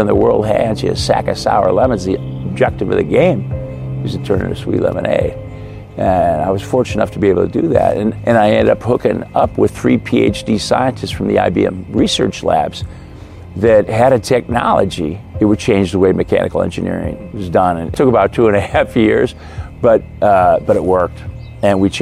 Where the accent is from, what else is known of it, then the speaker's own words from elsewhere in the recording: Midwest, United States; I grew up in the Midwest, great Midwestern values